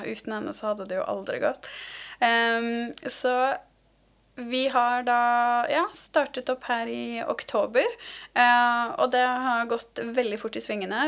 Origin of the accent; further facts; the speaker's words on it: Asker, Akershus, Norway; jeg er jo fra Asker